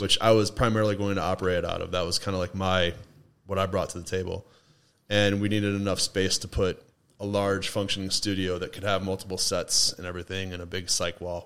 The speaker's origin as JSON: {"language": "English", "town": "Toledo", "region": "Ohio", "country": "United States", "tie": "born or raised there", "also_born_or_lived": "Mankato, Minnesota / Nashville, Tennessee", "moved": "as an adult", "lives_now": "Asheville, United States", "said": "I was born and raised in Toledo until I was 28"}